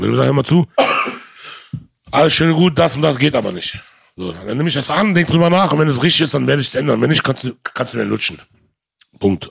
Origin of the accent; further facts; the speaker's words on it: Germany; Aber ich bin hier groß geworden, ich bin hier geboren, ich kenne nur das hier.